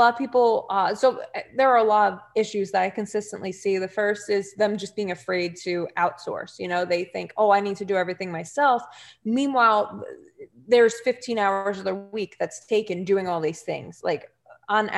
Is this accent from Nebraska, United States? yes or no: no; New Jersey, United States; accent: Jersey; my Jersey accent, I get more comments from people on my Jersey accent